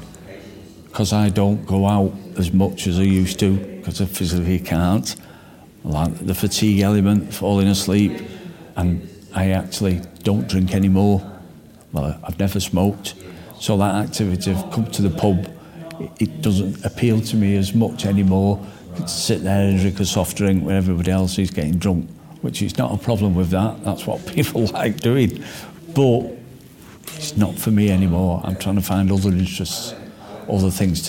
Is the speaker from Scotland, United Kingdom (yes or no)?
no; Stockport, North West England, United Kingdom; based in my hometown of Stockport